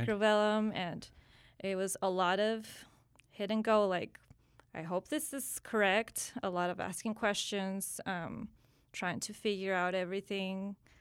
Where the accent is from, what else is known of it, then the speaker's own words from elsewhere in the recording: San Antonio, Texas, United States; from San Antonio, uh, first generation from, parents from Mexico, um, pretty much grew up here.